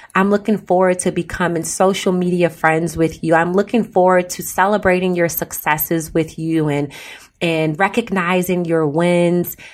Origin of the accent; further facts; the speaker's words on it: Chicago, Illinois, United States; I grew up in Chicago